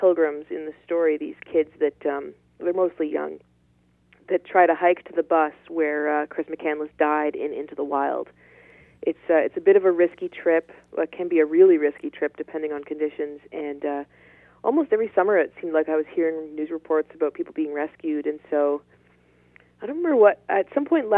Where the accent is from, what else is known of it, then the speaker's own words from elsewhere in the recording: Ottawa, Ontario, Canada; moved away as an adult; also born or lived in northern England; now in Yukon, Canada; I got a job in my hometown of Ottawa, which is the capital of Canada